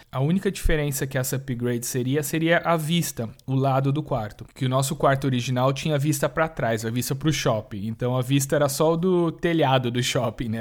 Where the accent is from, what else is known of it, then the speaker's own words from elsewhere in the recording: Brazil; a gente é brasileiro